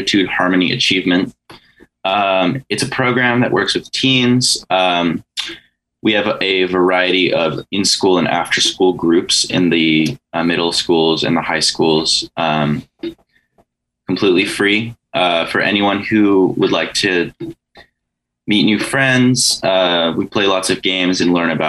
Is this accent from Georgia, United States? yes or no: no; Santa Barbara, California, United States; also born or lived in Goleta; I was born in Goleta, but I've lived in Santa Barbara pretty much my whole life